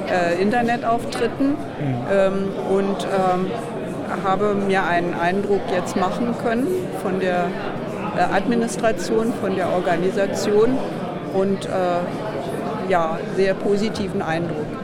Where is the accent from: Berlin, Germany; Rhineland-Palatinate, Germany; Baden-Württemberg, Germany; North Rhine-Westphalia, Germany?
Berlin, Germany; Nein, ich komme aus Berlin